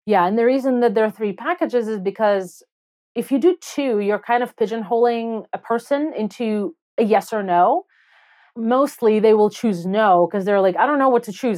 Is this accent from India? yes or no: no; Belarus; English is a second language; moved away as an adult; also born or lived in Soviet Union; now in United States; I grew up in Belarus, and I moved to the U S when I was nineteen.